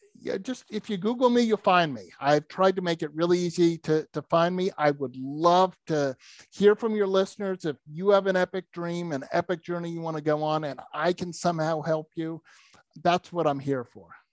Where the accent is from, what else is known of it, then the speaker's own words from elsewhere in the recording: New England, United States; I grew up in New England